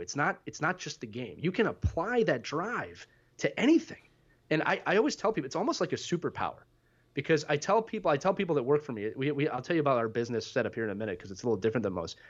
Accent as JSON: {"language": "English", "town": "Philadelphia", "region": "Pennsylvania", "country": "United States", "tie": "born or raised there", "also_born_or_lived": "northern New Jersey / New York City", "said": "born and raised in Philadelphia, Pennsylvania, uh, spent eighteen wonderful years here"}